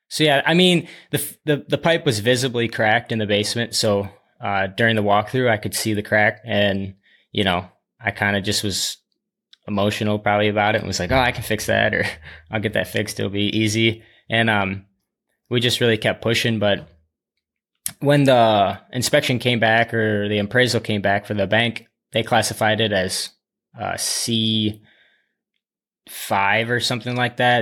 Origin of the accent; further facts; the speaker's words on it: Dubuque, Iowa, United States; I was born and raised in Dubuque, Iowa